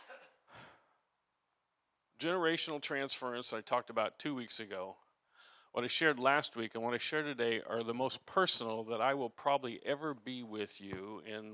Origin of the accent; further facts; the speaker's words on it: Iowa, United States; I grew up in Iowa as a kid